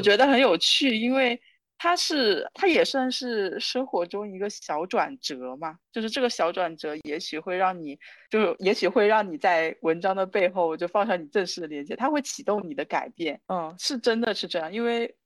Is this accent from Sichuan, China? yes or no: no; Wenzhou, Zhejiang, China; moved away as an adult; also born or lived in Hangzhou; now in Shanghai, China; 我是温州人